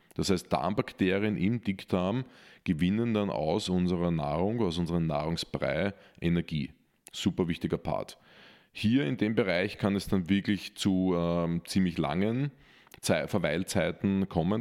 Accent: Austria; als Österreicher

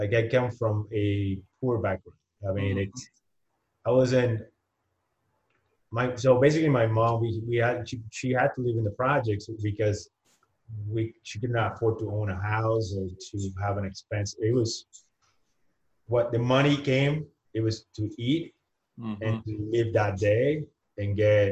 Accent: Humacao, Puerto Rico; first language Spanish; English is a second language; moved away as an adult; also born or lived in San Juan, Puerto Rico; now in Arizona, United States; I'm born and raised in Puerto Rico

